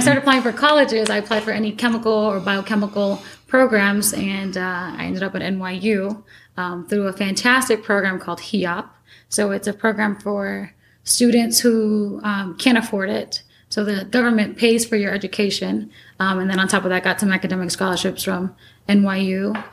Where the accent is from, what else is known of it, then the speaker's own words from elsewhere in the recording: New York City, New York, United States; I was born and raised in New York City